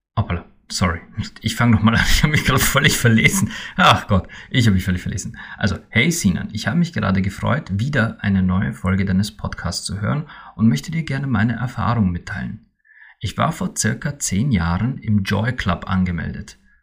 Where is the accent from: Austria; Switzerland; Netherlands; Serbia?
Austria; bei uns in Österreich